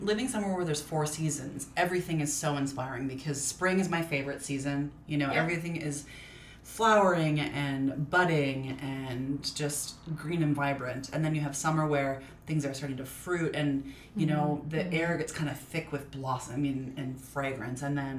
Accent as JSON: {"language": "English", "region": "Minnesota", "country": "United States", "tie": "born or raised there", "moved": "yes", "lives_now": "California, United States", "said": "growing up in Minnesota was I spent all my time outside. We had 3 acres."}